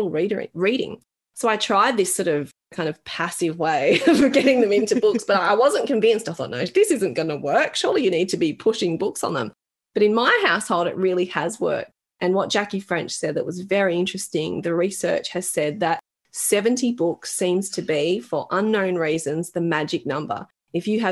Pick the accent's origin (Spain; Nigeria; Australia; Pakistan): Australia; I was born in Australia